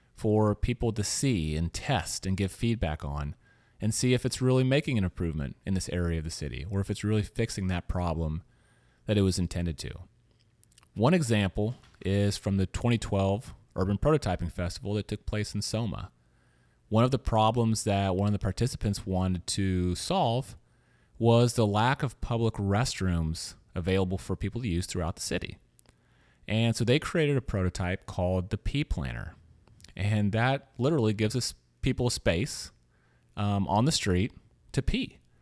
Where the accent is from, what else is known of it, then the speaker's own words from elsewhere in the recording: Louisiana, United States; also born or lived in Missouri; now in San Francisco, United States; I'm from a small town in Missouri. Um, as I was telling you earlier, I grew up in Louisiana